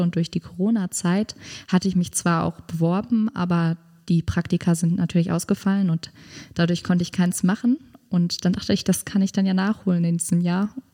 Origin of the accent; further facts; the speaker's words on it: North Rhine-Westphalia, Germany; moved away as an adult; ich komme halt aus Nordrhein-Westfalen und da ist es halt noch G8